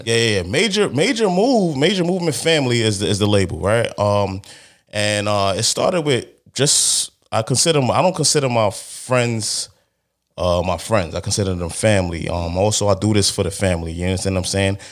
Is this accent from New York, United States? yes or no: yes; New York City, New York, United States; I'm from Brooklyn, obviously, you know what I'm saying? From Brooklyn, you know the vibes. But, um, from Crown